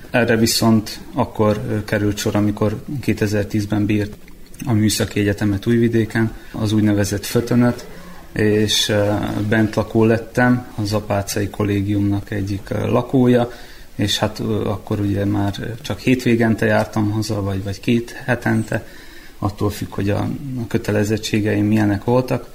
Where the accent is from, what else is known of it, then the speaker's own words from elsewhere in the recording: Srbobran, Vojvodina, Serbia; moved away as an adult; now in Novi Sad, Serbia; itt-itt nőttem fel Szent Tamáson